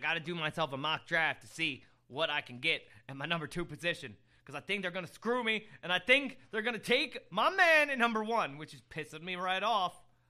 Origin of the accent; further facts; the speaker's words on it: Florida, United States; my home state of crazy Florida.